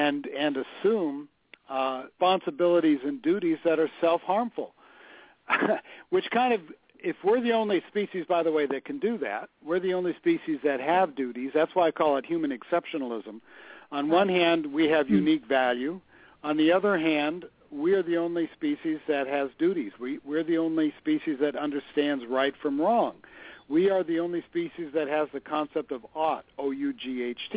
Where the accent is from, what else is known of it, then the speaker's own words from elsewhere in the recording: Los Angeles, California, United States; I grew up in Los Angeles. I know Santa Monica like the back of my hand